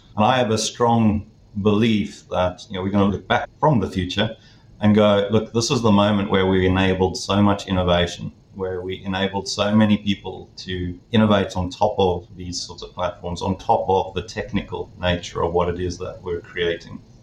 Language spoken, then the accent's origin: English; South Africa; moved away as an adult; now in London, United Kingdom; I'm based now in London, the UK, but from my accent, you might understand that I originate from South Africa. So I grew up in South Africa